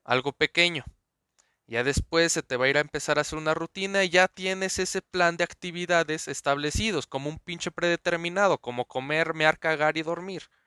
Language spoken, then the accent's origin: Spanish; Mexico City, Mexico; nací en Azcapotzalco.